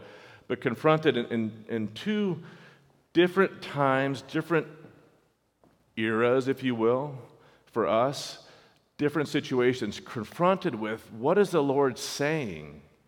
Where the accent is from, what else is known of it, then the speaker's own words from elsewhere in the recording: California, United States; So we're West Coast kids. Some of you have heard us say that before. I grew up in California.